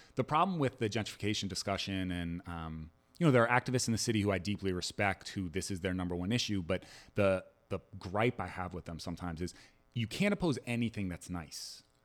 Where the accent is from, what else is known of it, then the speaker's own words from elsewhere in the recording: Maryland, United States; also born or lived in New Orleans, Louisiana; now in Camden, United States; I'm a Maryland native, a Camden resident, and a New Orleanian at heart